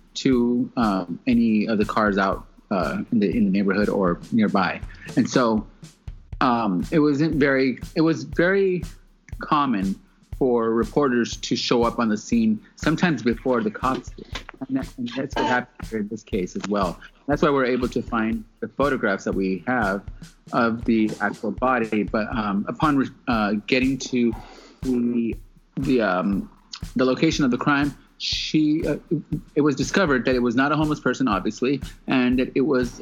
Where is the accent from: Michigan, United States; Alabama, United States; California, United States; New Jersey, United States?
California, United States; Southern; growing up in Southern California